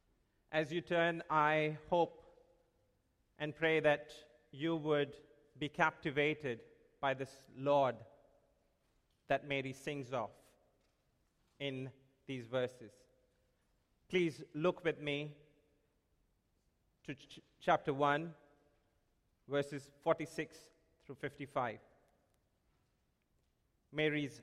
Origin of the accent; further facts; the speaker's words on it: India; moved away; when I was growing up in India. I would hear this song being played every Christmas at my home in India.